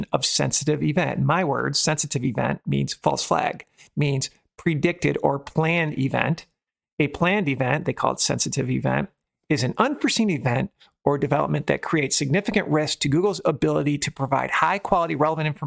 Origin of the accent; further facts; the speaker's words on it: Michigan, United States; the state that I grew up in Michigan